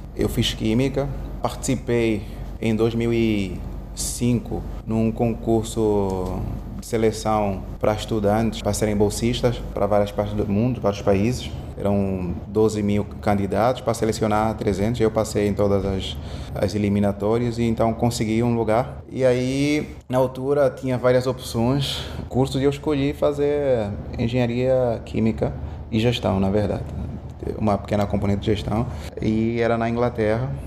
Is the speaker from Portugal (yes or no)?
no; Angola; moved away as an adult; also born or lived in England / Houston / Brazil; eu sou angolano, sou africano e Angola durante muito tempo teve guerra civil e eu cresci, pelo menos a minha infância foi toda dentro da guerra civil